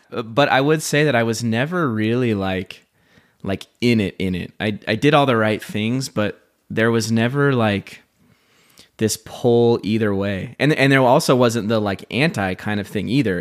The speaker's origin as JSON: {"language": "English", "town": "Sandy", "region": "Utah", "country": "United States", "tie": "born or raised there", "said": "I grew up in Sandy, Utah, so I'm very familiar with the culture and the place"}